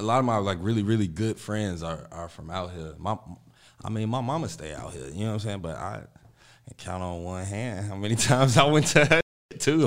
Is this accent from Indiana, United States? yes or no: no; Chicago, Illinois, United States; I'm from the Austin area